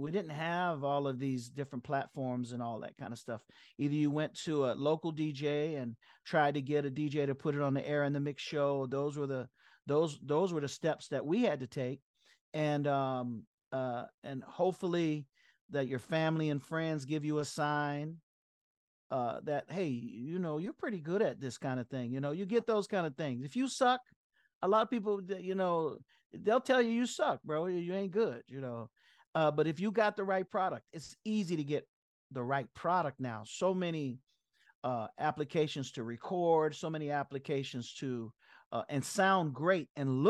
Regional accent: South Florida, United States; moved away as an adult; also born or lived in San Jose; coming out of South Florida, where we were very, very limited

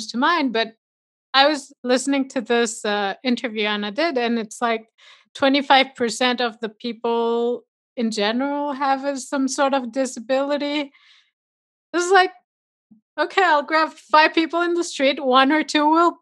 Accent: Mexico; moved away; I was born and raised in Mexico.

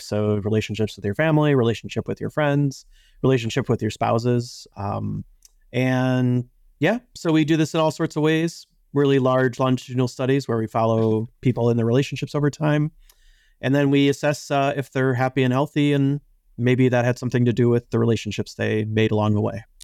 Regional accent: Chicago, Illinois, United States; I grew up in Chicago, and I was a child when, uh, Michael Jordan was at his peak

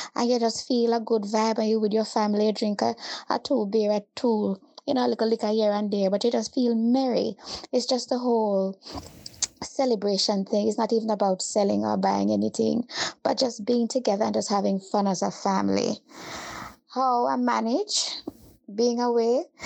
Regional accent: Jamaica; moved away as an adult; I try to do the same thing as I would back home by preparing on Christmas Eve, fixing up the house, cooking Jamaican style Christmas

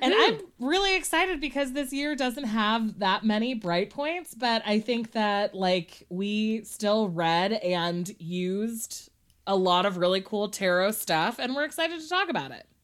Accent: California, United States; me as a Californian child

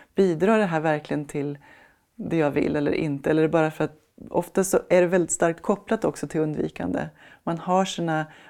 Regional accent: Sweden; vi svenskar

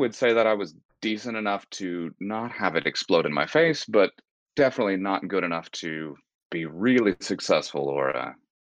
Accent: Atlanta, Georgia, United States; now in Texas, United States; So I'm not originally from Texas. I've moved around quite a bit. I grew up mainly in Atlanta

